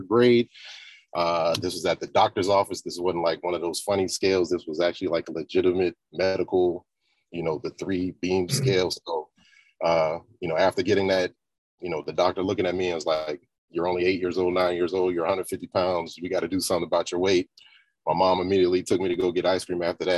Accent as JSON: {"language": "English", "region": "the South", "country": "United States", "tie": "born or raised there", "said": "I grew up in the South as well."}